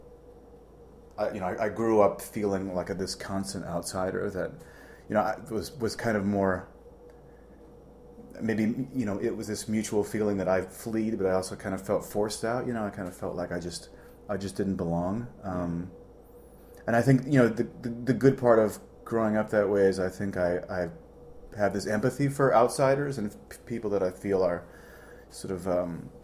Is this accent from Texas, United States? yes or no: no; Ohio, United States; also born or lived in Santa Barbara, California; now in Chicago, United States; I didn't have the greatest childhood growing up in Ohio